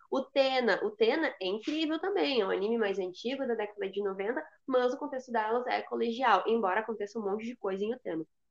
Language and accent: Portuguese; coast of Rio Grande do Sul, Brazil; eu sou do litoral do Rio Grande do Sul